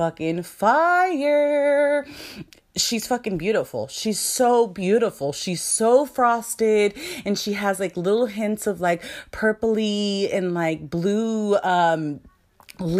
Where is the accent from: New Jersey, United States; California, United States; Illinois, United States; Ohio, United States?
California, United States; I was born and raised in California